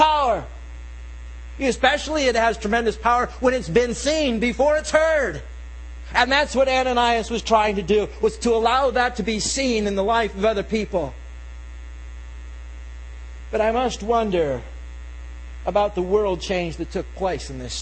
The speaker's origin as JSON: {"language": "English", "region": "England", "country": "United Kingdom", "said": "I'm English."}